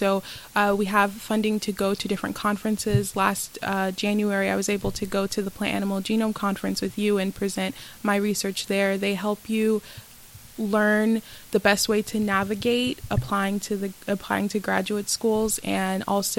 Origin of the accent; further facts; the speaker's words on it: Fort Lauderdale, Florida, United States; I'm originally from Fort Lauderdale.